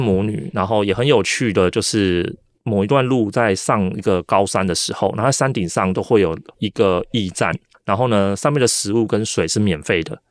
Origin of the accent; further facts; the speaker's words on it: Taiwan; 我是台湾人